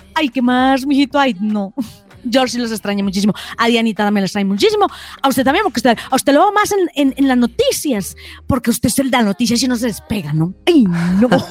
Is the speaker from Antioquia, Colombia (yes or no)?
yes; Antioquia, Colombia; yo que soy bien paisa